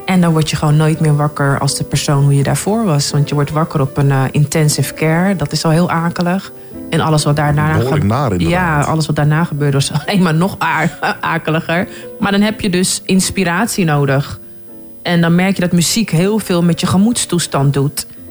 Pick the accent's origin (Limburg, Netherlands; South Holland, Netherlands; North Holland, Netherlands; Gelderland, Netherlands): North Holland, Netherlands; Haarlem; Ik ben dus geboren getogen in Haarlem